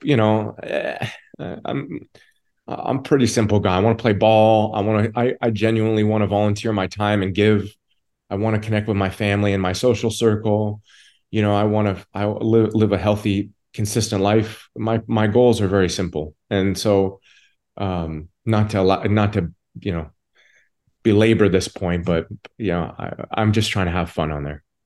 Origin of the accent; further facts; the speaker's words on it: Toronto, Ontario, Canada; I'm from Toronto, Canada, and I've got a home about 20, 25 minutes away from the stadium.